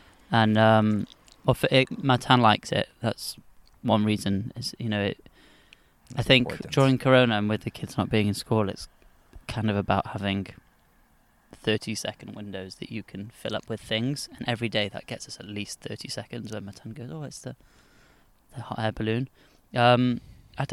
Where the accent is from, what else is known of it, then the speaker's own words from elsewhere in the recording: United Kingdom; I'm British. That's not my fault. The rest were life choices. That I was just born there.